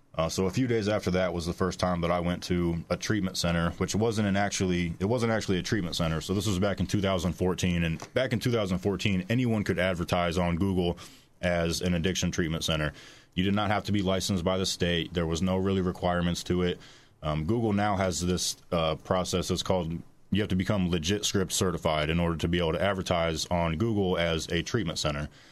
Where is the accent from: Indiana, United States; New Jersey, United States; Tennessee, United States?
Indiana, United States; Warsaw; I'm from Warsaw, Indiana, so, you know, forty-five minutes away from here. I also grew up in a very healthy, loving two, two-parent home